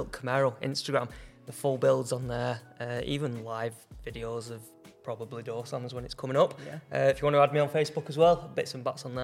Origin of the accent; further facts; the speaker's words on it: Bolton, North West England, United Kingdom; I'm from Bolton as well.